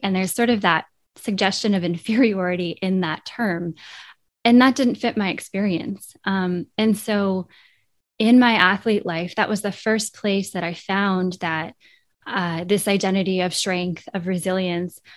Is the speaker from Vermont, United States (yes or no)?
yes; Vermont, United States; born or raised there